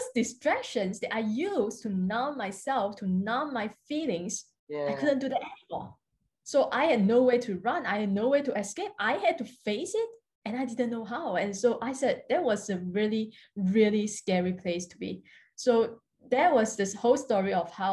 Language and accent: English; Singapore; I'm from Singapore. I'm currently living in Singapore at the moment